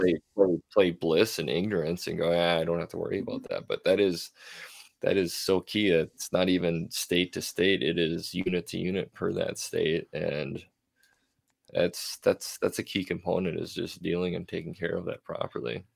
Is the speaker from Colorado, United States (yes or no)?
no; Minnesota, United States; now in North Dakota, United States; born and raised in Minnesota